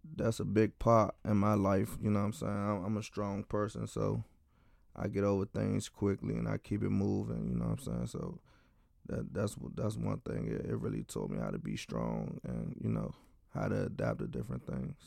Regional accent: Washington, District of Columbia, United States; I'm from Washington, D C, um, in a Deanwood community.

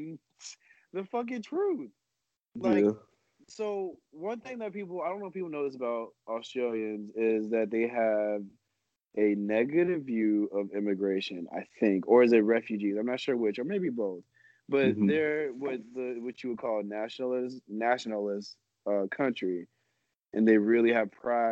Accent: United States

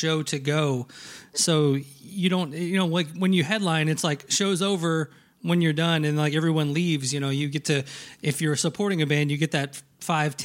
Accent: Nashville, Tennessee, United States; I grew up in Nashville, Tennessee, huge, huge … fan.

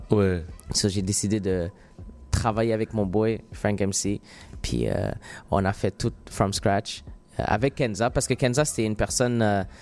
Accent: Morocco; Puis moi, moi, comme je suis marocain

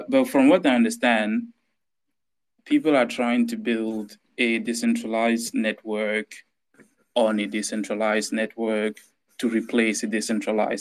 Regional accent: Cameroon; moved away as an adult; now in London area, United Kingdom; I'm from Cameroon in Central Africa. I grew up there till I was 20.

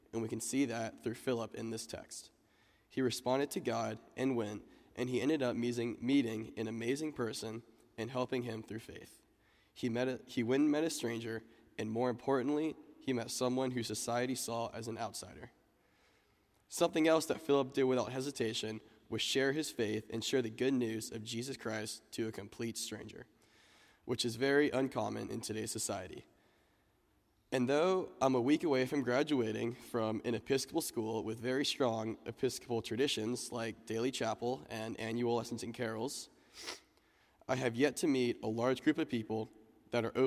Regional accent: Georgia, United States; also born or lived in Atlanta, Georgia; now in Dallas, United States; I'm originally from Georgia

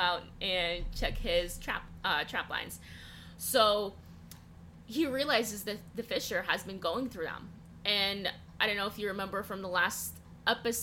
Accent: Russia; moved away; I grew up in Russia.

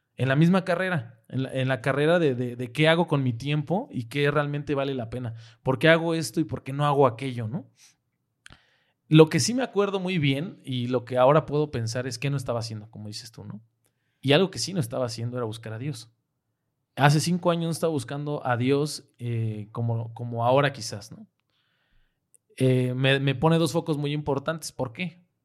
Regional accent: Mexico; moved away; nosotros como mexicanos

